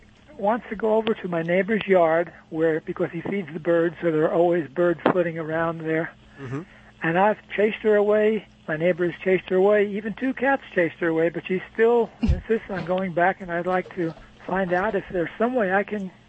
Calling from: Barboursville, West Virginia, United States; Barboursville, West Virginia.

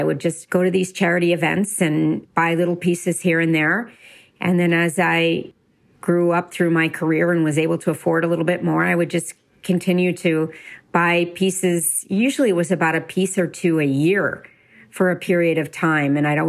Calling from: Westchester, New York, United States; I am calling you from Westchester, New York

